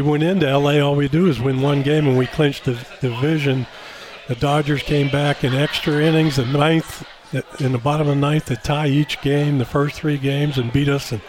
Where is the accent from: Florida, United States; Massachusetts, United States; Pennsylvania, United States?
Pennsylvania, United States; Pittsburgh; I grew up, as you said, in Pittsburgh